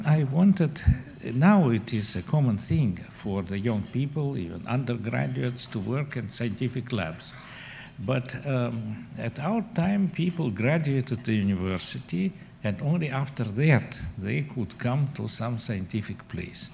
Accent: Moscow, Russia; moved away as an adult; now in United States; I was born in Moscow and spent there most of my life. I came to the United States with my family in 91

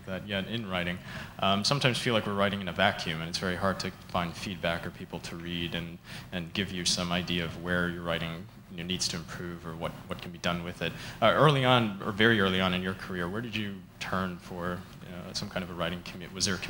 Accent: Chicago, Illinois, United States; now in Oxford, United Kingdom; I'm from Chicago and currently a graduate student at Oxford.

